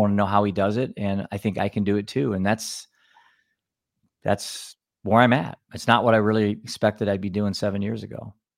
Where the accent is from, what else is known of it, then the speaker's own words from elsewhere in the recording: Cedar Rapids, Iowa, United States; I'm from Cedar Rapids, Iowa